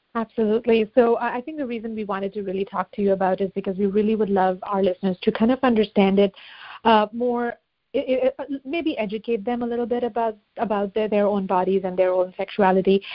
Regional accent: India; moved away; I grew up in India

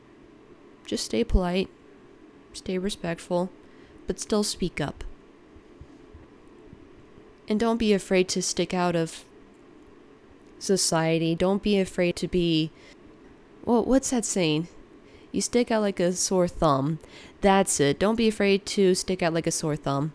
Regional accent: United States; me being an American born, second generation American, but raised in a Ukrainian upbringing

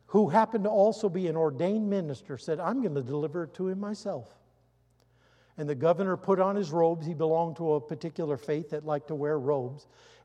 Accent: United States; I'm an American, been a soldier.

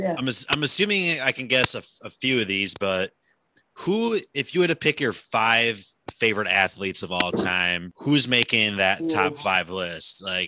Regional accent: Wisconsin, United States; Grew up in Wisconsin, so was a Bucks fan.

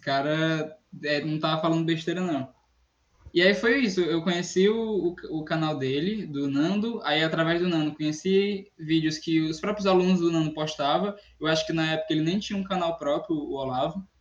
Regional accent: Northeast Region, Brazil; eu sou eu sou do Nordeste

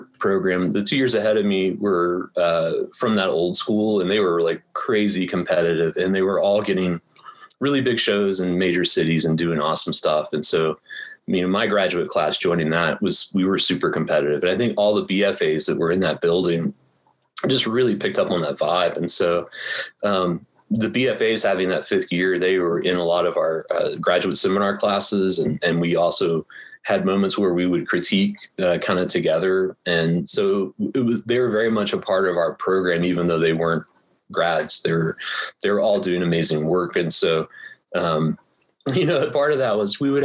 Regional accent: Pensacola, Florida, United States; moved away; also born or lived in Los Angeles; I grew up in Pensacola, Florida, which is a Navy town. My dad was a drill instructor, and so I kind of grew up on the base

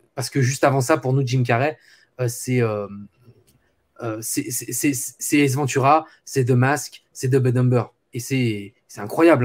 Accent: France; chez nous en France

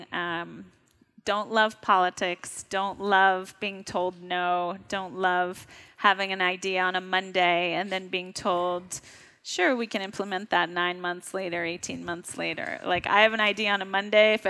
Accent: New York, United States; I'm a New Yorker

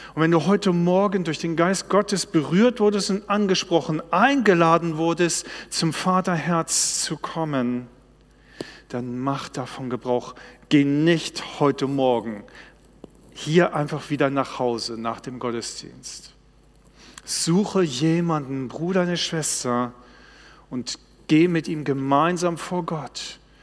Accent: Baltic Sea coast, Germany; Ich bin an der Ostsee groß geworden

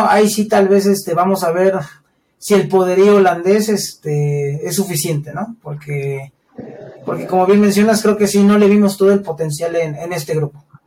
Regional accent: Mexico; siendo mexicanos

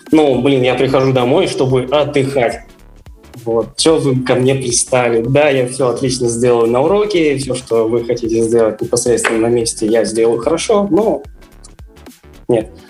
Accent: Yekaterinburg, Sverdlovsk Oblast, Russia; А, я вырос также в Екатеринбурге, учился в школе ну, горно-геологический лицей

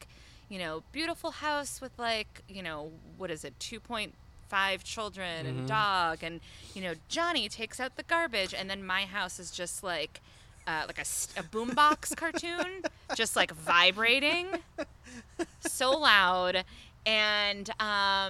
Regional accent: Belmont, Massachusetts, United States; I grew up in Belmont, Massachusetts

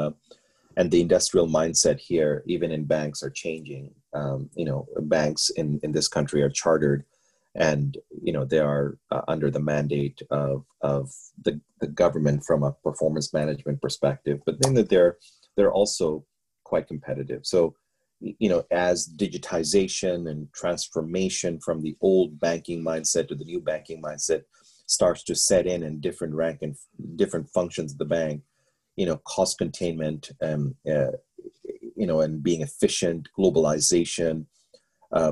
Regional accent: Bangladesh; moved away; I'm from Bangladesh

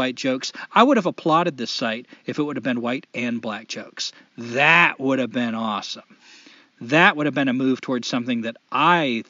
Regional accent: United States; As an American, someone who's born on this soil

